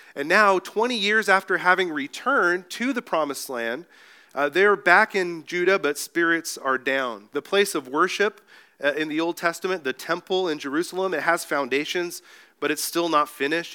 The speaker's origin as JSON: {"language": "English", "country": "Mexico", "tie": "born or raised there", "also_born_or_lived": "Escondido, California", "moved": "yes", "said": "I grew up in Mexico"}